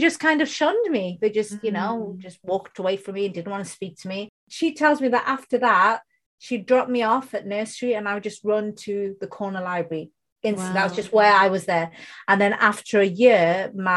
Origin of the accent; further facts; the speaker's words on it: United Kingdom; first language Bengali; English is a second language; I was born in the UK, you can tell from my accent, I don't have an Indian accent